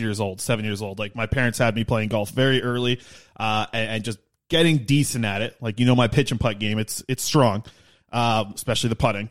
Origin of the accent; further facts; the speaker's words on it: Nanaimo, British Columbia, Canada; growing up in Nanaimo